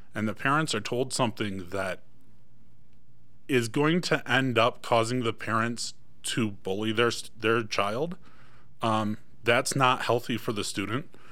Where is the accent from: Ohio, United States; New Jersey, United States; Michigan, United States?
Michigan, United States; moved away as an adult; now in Iron County, Utah, United States; I am originally from Michigan